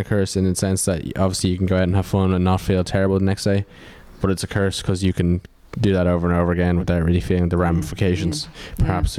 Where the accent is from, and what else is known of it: Ireland